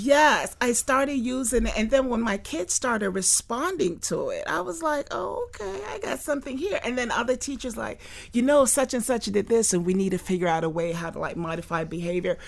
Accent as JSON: {"language": "English", "town": "Fort Lauderdale", "region": "Florida", "country": "United States", "tie": "born or raised there", "said": "I grew up in Fort Lauderdale."}